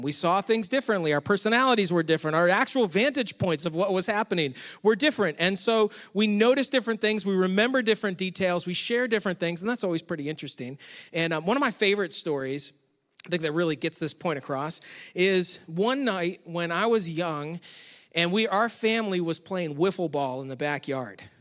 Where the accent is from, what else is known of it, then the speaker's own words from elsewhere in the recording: Rochester, New York, United States; moved away; I grew up near Rochester, New York